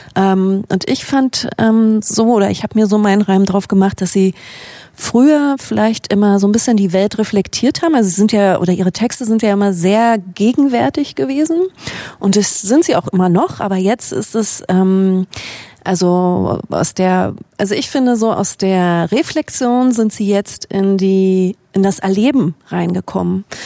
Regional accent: Berlin, Germany; wir kommen beide aus Berlin und leben auch noch

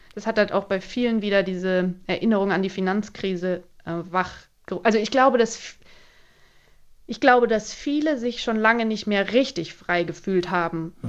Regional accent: Germany; now in Greece; als Deutsche

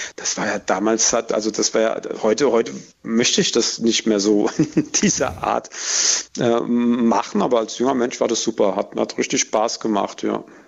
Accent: village near Aschaffenburg, Bavaria, Germany; in mein Heimatdorf

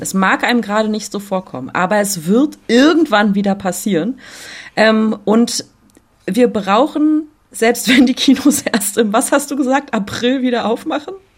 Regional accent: Berlin, Germany; accent: Berliner Dialekt; meinen Berliner Dialekt

